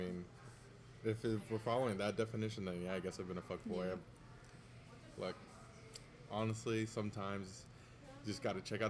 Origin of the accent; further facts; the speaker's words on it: NoVA, Virginia, United States; moved away; Yeah, I come up from Nova, so there is a lot of everything up there.